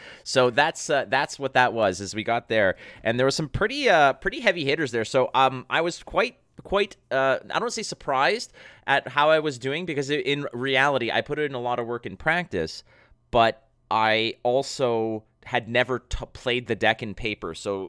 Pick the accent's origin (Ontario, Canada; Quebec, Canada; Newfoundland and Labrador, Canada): Quebec, Canada; Montreal; now in Mississauga, Canada; I am in Toronto. I'm born and raised in Montreal.